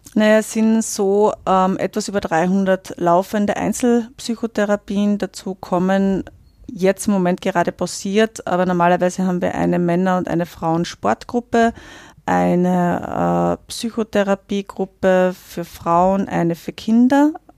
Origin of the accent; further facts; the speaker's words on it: Austria; in den 39 Jahren, die ich jetzt hier lebe